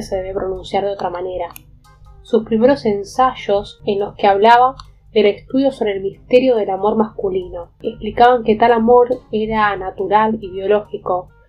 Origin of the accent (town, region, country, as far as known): Argentina